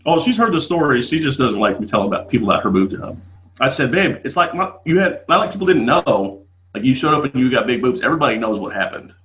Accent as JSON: {"language": "English", "town": "Las Vegas", "region": "Nevada", "country": "United States", "said": "I'm from Las Vegas."}